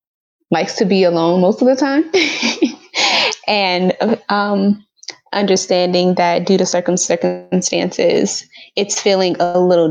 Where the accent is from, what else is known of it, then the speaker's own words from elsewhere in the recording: New York, United States; now in St. Louis, United States; I'm based here in St. Louis, but I'm originally from New York.